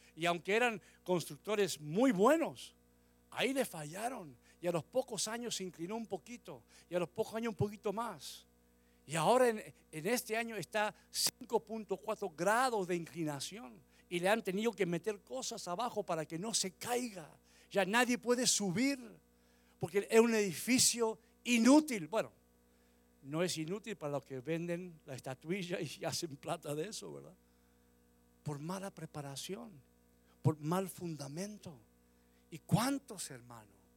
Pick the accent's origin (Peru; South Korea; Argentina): Argentina; moved away; volví a, la Argentina muchos años después de venir aquí, volví por primera vez como a los 20 años, 21 años. Y cuando llegué a mi pueblo